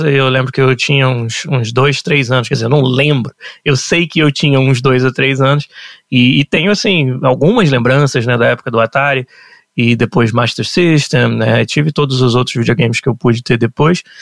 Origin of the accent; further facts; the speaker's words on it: São Gonçalo, Rio de Janeiro, Brazil; eu nasci em São Gonçalo, no, no estado do Rio, e foi lá que tudo começou para mim e meus pais.